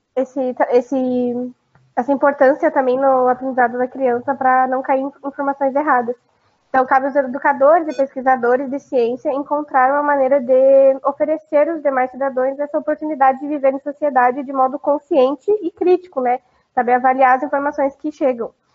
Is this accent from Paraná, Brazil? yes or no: yes; Foz do Iguaçu, Paraná, Brazil; a minha cidade natal é a oitava maravilha natural do mundo, que tem as cataratas do Iguaçu